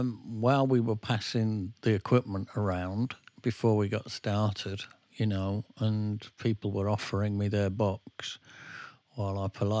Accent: England, United Kingdom; Well, I wouldn't know, mate, because I'm English.

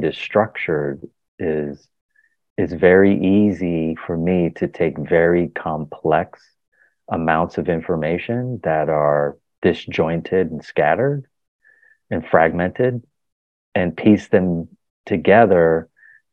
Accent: Philadelphia, Pennsylvania, United States; I was born in Philadelphia

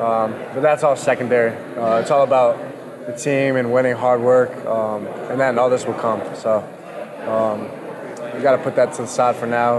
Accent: New England, United States; now in Miami, United States; So I'm also from New England

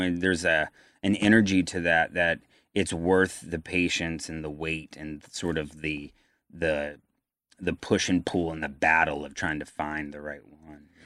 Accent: Virginia, United States; I'm from Virginia

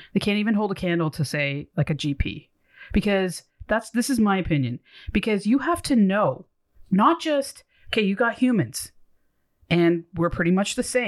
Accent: Ontario, Canada; That's something to be proud as a Canadian or Ontarian.

